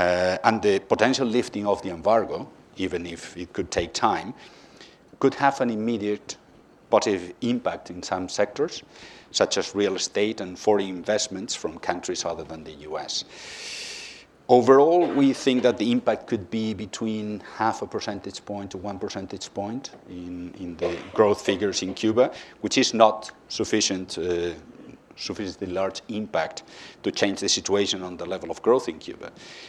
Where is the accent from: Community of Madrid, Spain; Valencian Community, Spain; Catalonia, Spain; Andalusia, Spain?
Community of Madrid, Spain; Madrid; Okay, we are a bank of Spanish origin, as you said. I come from Madrid, but we have quite a wide international presence.